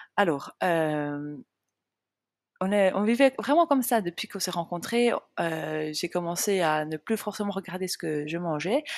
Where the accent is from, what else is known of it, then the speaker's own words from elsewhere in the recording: small village in the Jura mountains, Switzerland; now in Biel/Bienne, Switzerland; j'ai grandi dans un tout petit village euh, de entre 40 et 60 habitants. Euh, c'est un petit village qui est, j'allais dire dans les montagnes. Enfin, c'est pas vraiment dans les montagnes, mais c'est dans le massif jurassien